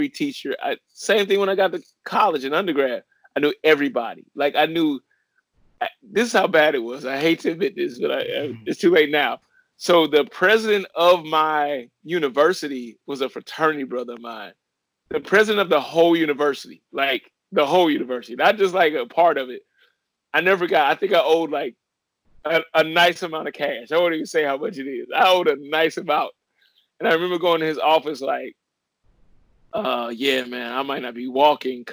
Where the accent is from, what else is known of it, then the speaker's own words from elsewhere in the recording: Ferguson, Missouri, United States; moved away; also born or lived in Miami; growing up in Ferguson, Missouri